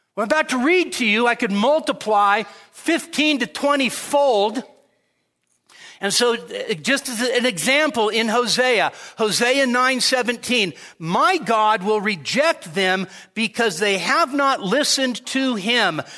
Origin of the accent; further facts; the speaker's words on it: Sacramento, California, United States; moved away as an adult; also born or lived in Marysville, California; now in Nevada, United States; born in Marysville, raised in Sacramento